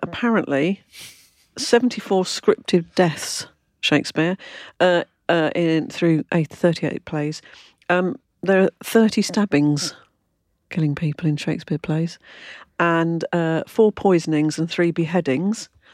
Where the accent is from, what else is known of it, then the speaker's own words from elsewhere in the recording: London, United Kingdom; I come from London